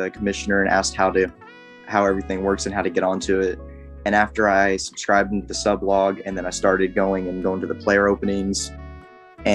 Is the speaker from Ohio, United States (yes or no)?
no; Coffeyville, Kansas, United States; I'm from Coffeyville, Kansas